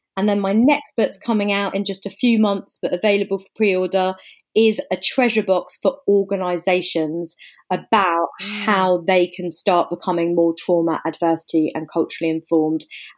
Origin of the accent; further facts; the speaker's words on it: England, United Kingdom; also born or lived in Africa; now in London, United Kingdom; So I guess you can probably hear from the accent. I'm English. I'm based in London.